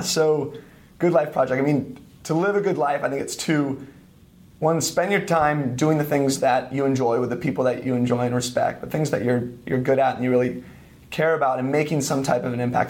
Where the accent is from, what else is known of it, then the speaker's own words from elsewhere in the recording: east of San Francisco, California, United States; moved away as an adult; also born or lived in Santa Barbara / Spain; I grew up in San Francisco, or east of San Francisco, like 30 minutes in like a little suburb